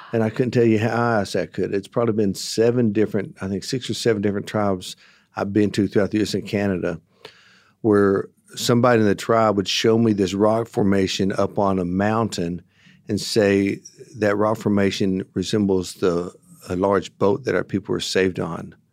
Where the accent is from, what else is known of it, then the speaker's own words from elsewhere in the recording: United States; also born or lived in Texas / Oklahoma; I grew up in Texas and Oklahoma.